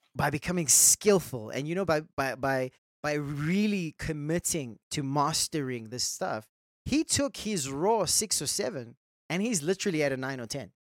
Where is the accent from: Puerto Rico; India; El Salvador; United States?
India; I'm Indian